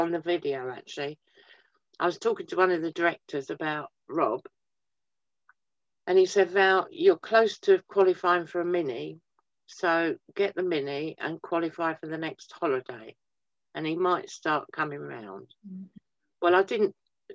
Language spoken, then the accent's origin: English; Twickenham, London, United Kingdom; now in Wellingborough, United Kingdom; I grew up around Twickenham